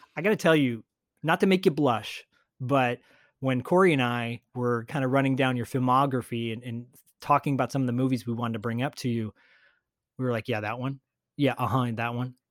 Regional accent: outside of Detroit, Michigan, United States; I grew up outside of Detroit

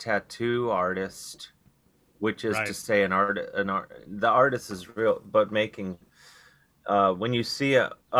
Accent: Cleveland, Ohio, United States; moved away; I'm from Cleveland originally

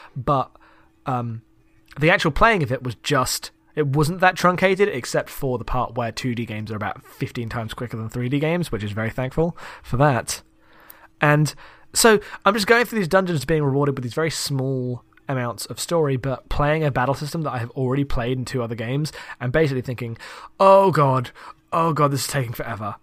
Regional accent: United Kingdom; I'm British

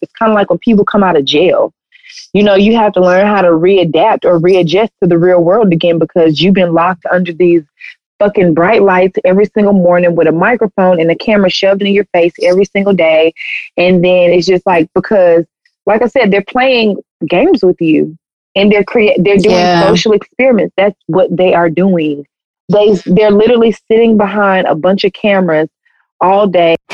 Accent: the South, United States; we're from the South, so people always talk like that.

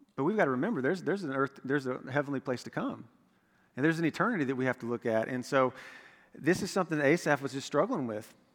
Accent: Florida, United States; I'm from Florida

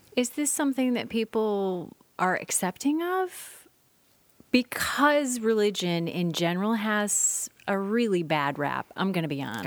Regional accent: Midwest, United States; now in Oregon, United States; I grew up in the Midwest

